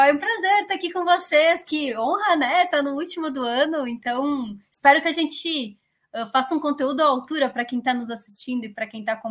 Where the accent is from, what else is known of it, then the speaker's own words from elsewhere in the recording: Caxias do Sul, Rio Grande do Sul, Brazil; now in Barueri, Brazil; Nascida e criada. Eu fiquei a minha vida inteira lá, faz menos de cinco anos que eu moro em São Paulo, que eu mudei para São Paulo.